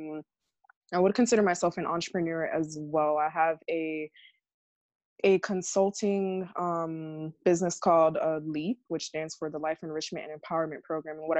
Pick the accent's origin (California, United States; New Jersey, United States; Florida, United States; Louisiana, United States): Florida, United States; Hollywood; also born or lived in Miami, Florida; now in Fort Myers, United States; I was born in Miami, Florida. I grew up in Broward, in like the Hollywood area